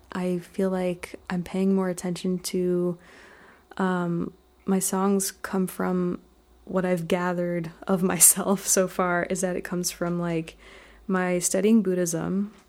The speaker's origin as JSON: {"language": "English", "town": "Basking Ridge", "region": "New Jersey", "country": "United States", "tie": "born or raised there", "also_born_or_lived": "Edison, New Jersey", "moved": "yes", "lives_now": "Rosendale, United States", "said": "I'm from Jersey originally."}